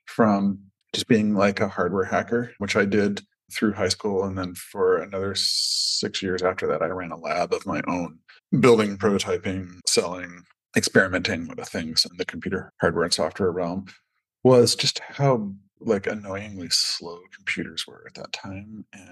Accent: Pacific Northwest, United States; like I grew up in the Pacific Northwest rainforests

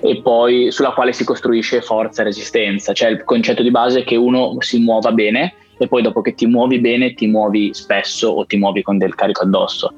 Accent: Biella, Piedmont, Italy; also born or lived in Turin / Scotland; io son di, son di Biella

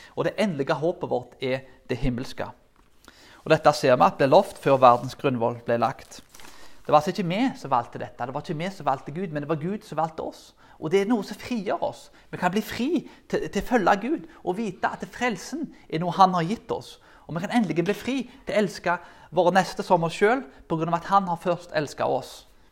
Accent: Karmøy, Rogaland, Norway; der jeg kommer fra

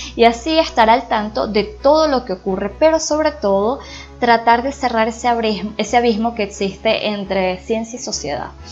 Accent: Venezuela; Inicialmente soy venezolana

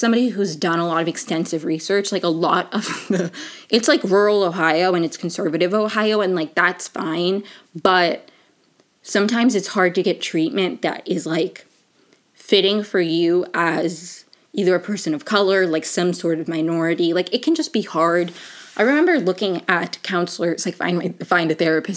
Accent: Venezuela; moved away; also born or lived in Maryland; I'm from Venezuela

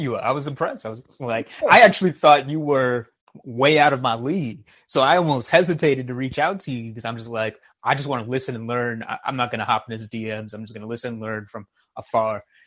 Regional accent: New York, United States; as a New Yorker

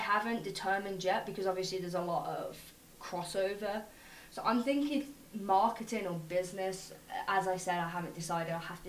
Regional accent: Solihull, West Midlands, United Kingdom; moved away as an adult; now in United States; I'm kind of from a town called Solihull. It's in the West Midlands

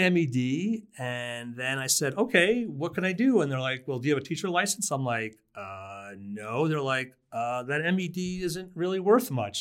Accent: New Jersey, United States; moved away as an adult; also born or lived in Brooklyn, New York / Kauai, Hawaii; now in Fort Collins, United States; I was born in Brooklyn, uh, lived there till I was four and I grew up in New Jersey

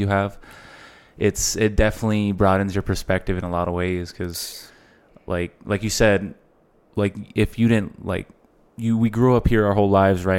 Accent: El Paso, Texas, United States; we're both from El Paso

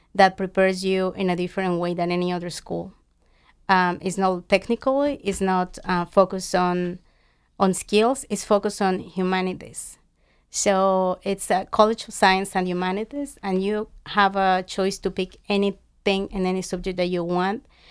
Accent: Mexico; moved away; I grew up in Mexico

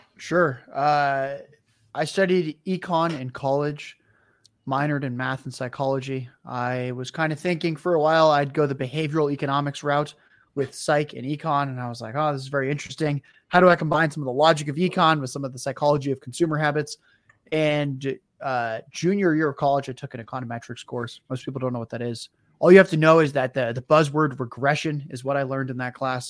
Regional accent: San Diego, California, United States; also born or lived in Detroit; I then moved back to where I grew up in San Diego

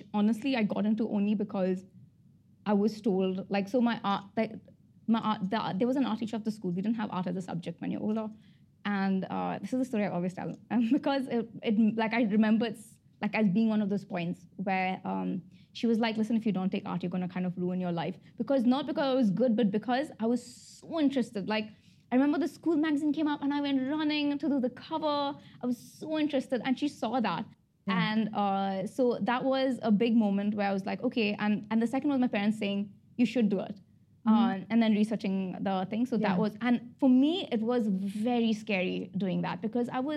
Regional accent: Abu Dhabi, United Arab Emirates; I was born and brought up in Abu Dhabi.

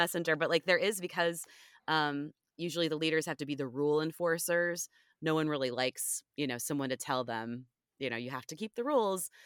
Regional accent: Ohio, United States; also born or lived in Washington, D.C. / Northern Virginia; now in Richmond, United States; I'm originally, well, I'm originally from Ohio

